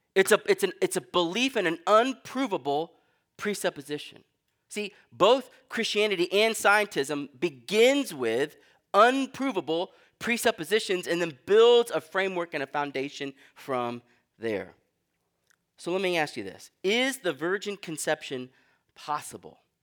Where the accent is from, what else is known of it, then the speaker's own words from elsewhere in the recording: Texas, United States; now in New England, United States; I'm from Texas